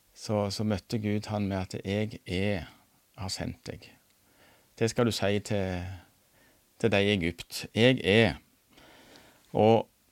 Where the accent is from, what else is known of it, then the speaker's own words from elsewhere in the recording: Randaberg, Rogaland, Norway; moved away as an adult; now in Nærbø, Norway; Jeg er fra Randaberg, men eh, og pendla som lærer til Tryggheim noen år.